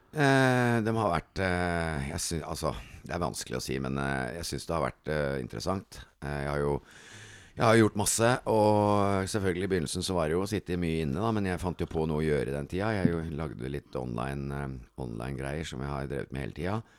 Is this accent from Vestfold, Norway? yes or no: no; Kristiansand, Agder, Norway; Kristiansand er hjembyen min